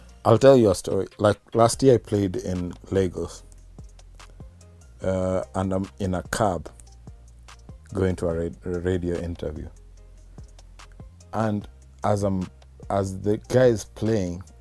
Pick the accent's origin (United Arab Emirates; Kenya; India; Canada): Kenya; We're from Kenya